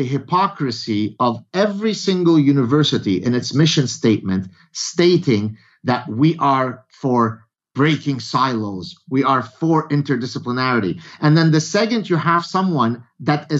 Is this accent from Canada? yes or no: no; Lebanon; I come from Lebanon